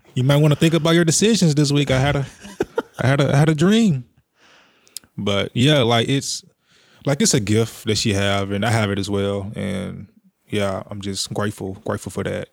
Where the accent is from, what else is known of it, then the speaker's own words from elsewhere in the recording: Jackson, Tennessee, United States; I'm born and raised in Jackson, Tennessee, all my life